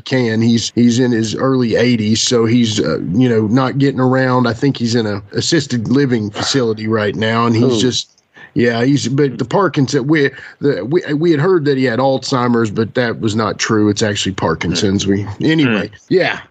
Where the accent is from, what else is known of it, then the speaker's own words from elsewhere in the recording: Lebanon, Virginia, United States; my brother and my hometown of Lebanon, Virginia